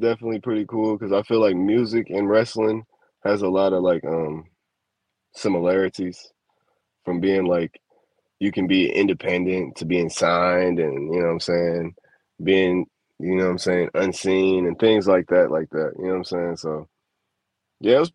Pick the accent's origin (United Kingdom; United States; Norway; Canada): United States; Chicago, Illinois; I'm from Chicago